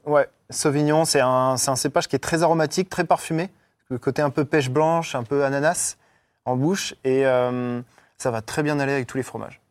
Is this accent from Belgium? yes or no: no; northern France, France; moved away; je viens du nord de la France